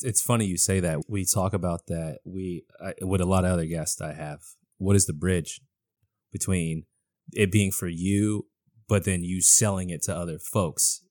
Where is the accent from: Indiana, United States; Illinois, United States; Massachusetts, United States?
Massachusetts, United States; Boston; I'm born and raised in Boston